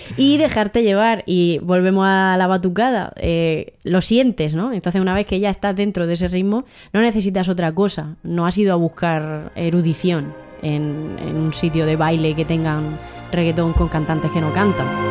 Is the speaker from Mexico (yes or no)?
no; Águilas, Region of Murcia, Spain; also born or lived in Abarán, Murcia; Yo nací en Abarán, Murcia, pero he vivido toda mi vida en Águilas, Murcia.